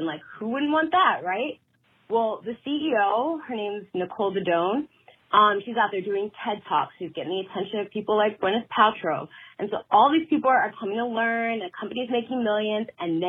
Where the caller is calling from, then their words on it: Michigan, United States; Michigan, and I'm just super excited to share some of my fave things.